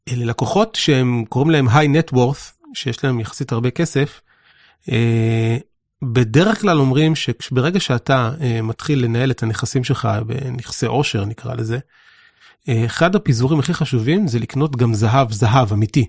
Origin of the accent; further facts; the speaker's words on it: Israel; החוויה המרכזית שלנו כישראלים היא שאנחנו חיים פה ומתפרנסים פה והכל פה